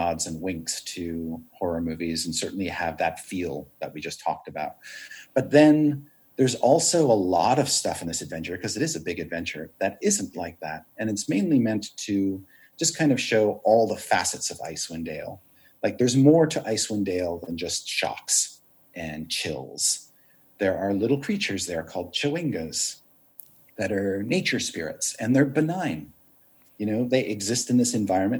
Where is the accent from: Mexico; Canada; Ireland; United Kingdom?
Canada; moved away; growing up in Canada